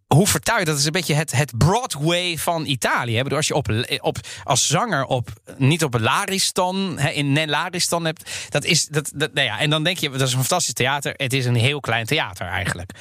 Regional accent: The Hague, South Holland, Netherlands; Ik ben opgegroeid in Den Haag.

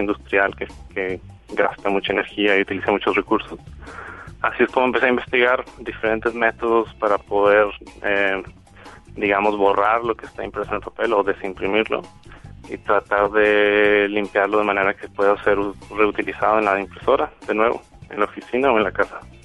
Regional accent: Monterrey, Nuevo León, Mexico; moved away as an adult; also born or lived in England; Soy, yo soy mexicano, soy de Monterrey, en México.

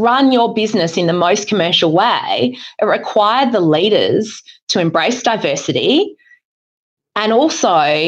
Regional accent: Adelaide, South Australia, Australia; moved away as an adult; also born or lived in Queensland; I'm an Adelaide girl through and through until I left to go to university in Queensland.

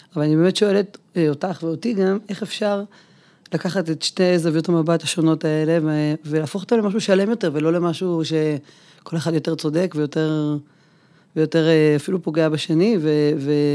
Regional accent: a kibbutz near Beit She'an, Northern District, Israel; אני גם כבת העמק נולדתי באחד הקיבוצים ליד בית שאן

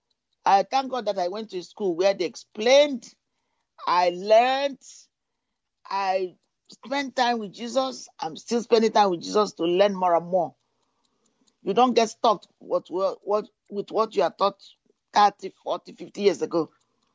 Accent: United Kingdom; now in United States; I grew up in Britain

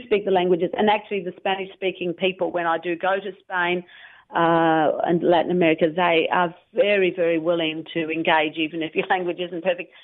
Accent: Melbourne, Victoria, Australia; I started learning uh, French at high school in Melbourne

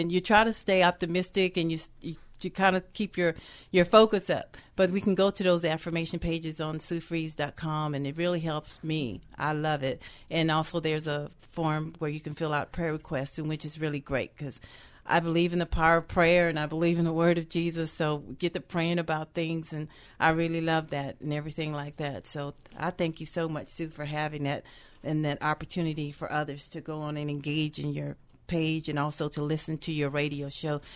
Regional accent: the South, United States; I am from the South

